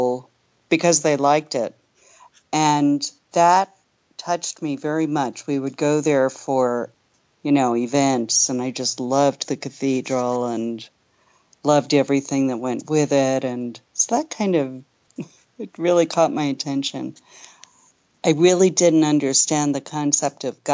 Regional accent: New York City, New York, United States; I grew up in New York City in the Upper West Side of Manhattan

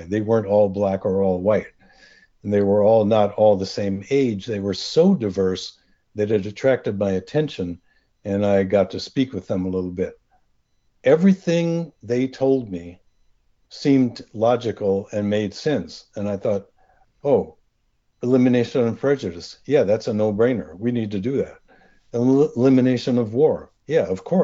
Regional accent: Rochester, New York, United States; also born or lived in Brooklyn, New York; Although I was born in Brooklyn, I grew up near Rochester, New York.

